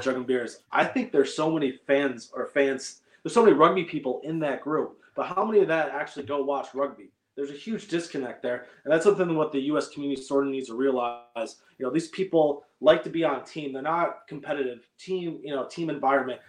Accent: Michigan, United States; growing up in Michigan

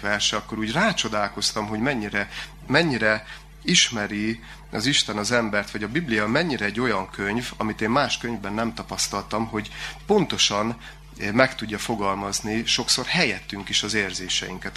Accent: Gyula, Békés, Hungary; Én gyulai születésű vagyok

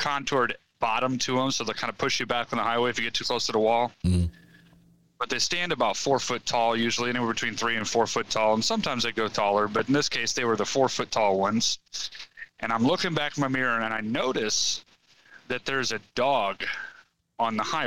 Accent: Missouri, United States; I'm from Missouri

